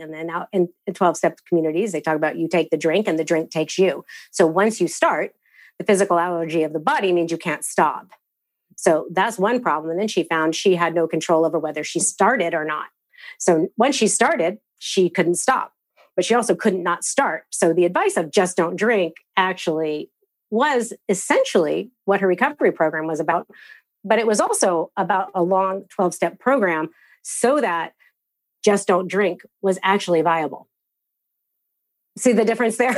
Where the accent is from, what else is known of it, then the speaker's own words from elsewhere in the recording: United States; I am a fumbling practitioner who's coming out of this Christian upbringing as an American